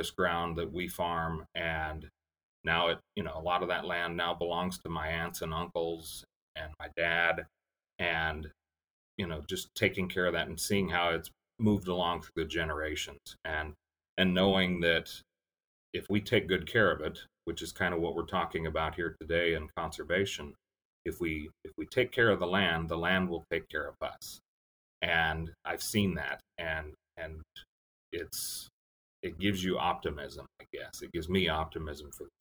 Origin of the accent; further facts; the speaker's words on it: Belleville, Kansas, United States; I grew up on a family farm in north central Kansas near Belleville